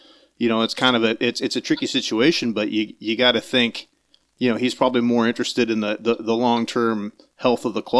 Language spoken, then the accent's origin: English; United States; as an American that grew up, and first learned about junior A hockey, in the USHL